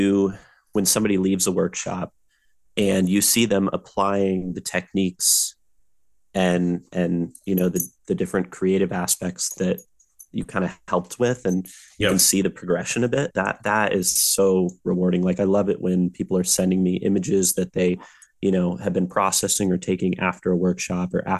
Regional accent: San Diego, California, United States; I grew up by the coast. I grew up here in San Diego

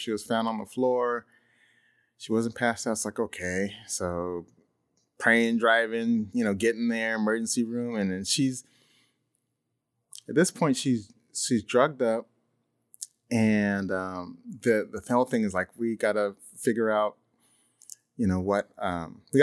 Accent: San Luis Obispo, California, United States; I grew up there in San Luis Obispo

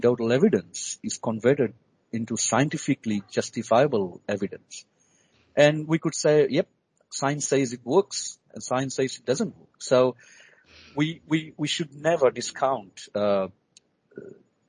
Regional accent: Fiji; now in Australia; I was born and bred in the Pacific, in the Fiji Islands

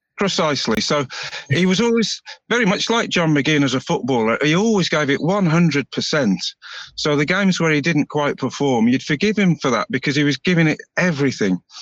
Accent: Birmingham, West Midlands, United Kingdom; moved away as an adult; now in Montrose, United Kingdom; I'm, from uh, Birmingham

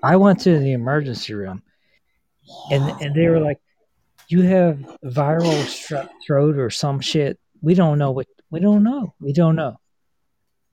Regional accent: East Coast, United States; now in Pittsburgh area, United States; I am from the United States. Right. I'm from East Coast

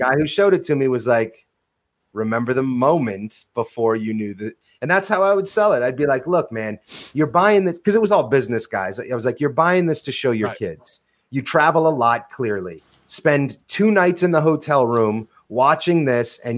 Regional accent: New Hampshire and Vermont, New England, United States; moved away as an adult; also born or lived in Covington, Louisiana; I come from New Hampshire and Vermont

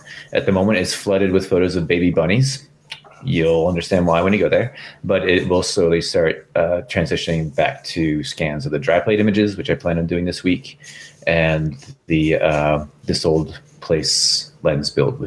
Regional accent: United States; as an American

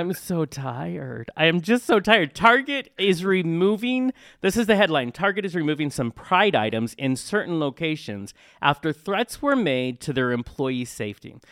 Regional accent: Tacoma, Washington, United States; now in Spokane, United States; I was born in Tacoma, but I'm in Spokane.

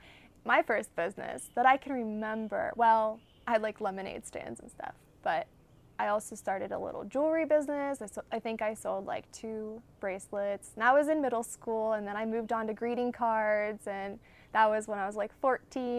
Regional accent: West Virginia, United States; I'm from West Virginia. I've lived there pretty much my whole life

